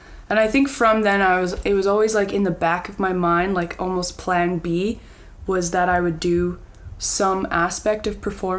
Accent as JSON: {"language": "English", "town": "Winnipeg", "region": "Manitoba", "country": "Canada", "tie": "born or raised there", "said": "Well, I am from Winnipeg. Jared and I went to high school together, and I'm a theater artist living in West Broadway right now."}